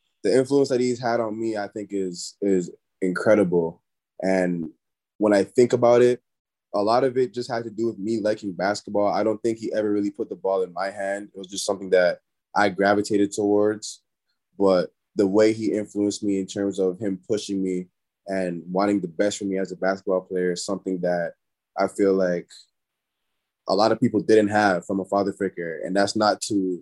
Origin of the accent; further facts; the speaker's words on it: Brampton, Ontario, Canada; moved away as an adult; also born or lived in Toronto; now in Toledo, United States; I'm from Brampton, but, you know, Brampton's close to Toronto.